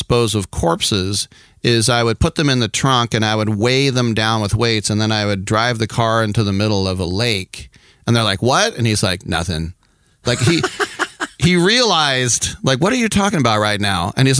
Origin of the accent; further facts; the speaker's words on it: United States; as an American